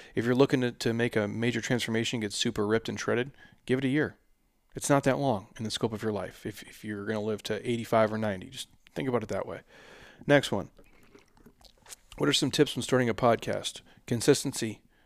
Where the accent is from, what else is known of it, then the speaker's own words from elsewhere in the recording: Midwest, United States; I grew up in the Midwest